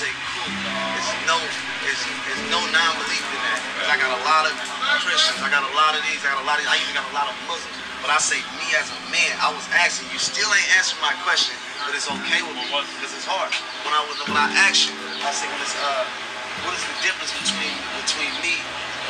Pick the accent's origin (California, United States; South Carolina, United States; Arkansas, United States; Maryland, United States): California, United States; I'm from California